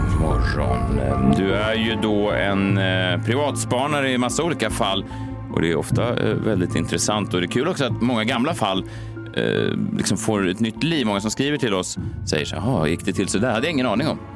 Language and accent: Swedish; Sweden; det som vi svenskar saknar